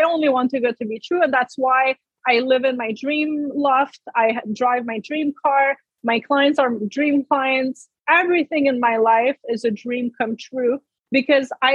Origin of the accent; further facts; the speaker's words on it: Canada; I'm French Canadian. I come from a village, grew up on a farm